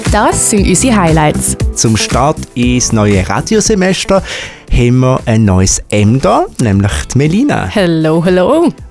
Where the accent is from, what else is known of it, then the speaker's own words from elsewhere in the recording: St. Gallen, Switzerland; accent: Eastern Swiss; in meinem Dialekt wahrscheinlich schon gehört aus der Ostschweiz, genauer gesagt aus der schönsten Stadt ähm, von der ganzen Schweiz, nämlich von St. Gallen. Ähm, bin dort auch aufgewachsen